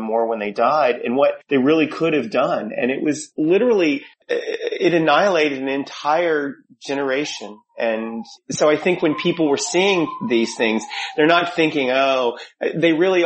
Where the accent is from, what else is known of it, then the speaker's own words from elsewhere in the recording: Louisville, Kentucky, United States; moved away as an adult; also born or lived in New York; I grew up in Louisville, Kentucky, and I knew that it was literally the day after high school I moved to New York